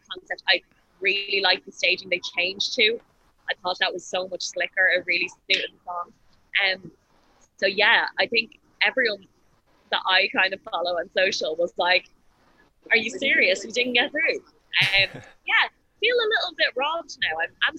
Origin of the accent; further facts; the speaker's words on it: Ireland; I'm Irish